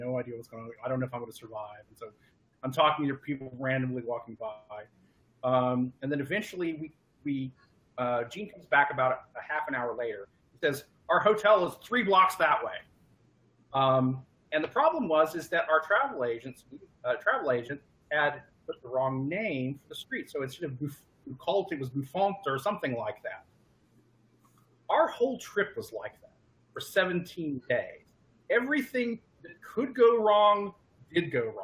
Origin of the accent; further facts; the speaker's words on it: Tulsa, Oklahoma, United States; also born or lived in Sand Springs, Oklahoma; the local travel agency that was in my hometown. So my house was in Tulsa, Oklahoma, but I went to schools in Sand Springs, which is immediately next to it